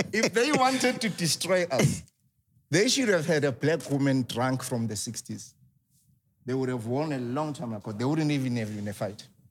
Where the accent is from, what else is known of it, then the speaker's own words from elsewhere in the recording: Soweto, Gauteng, South Africa; I grew up in Soweto.